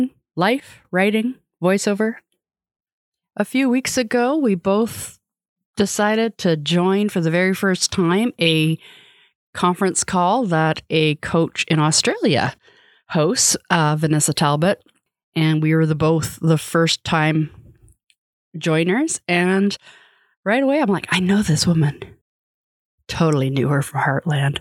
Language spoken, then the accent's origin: English; Canada; I'm Canadian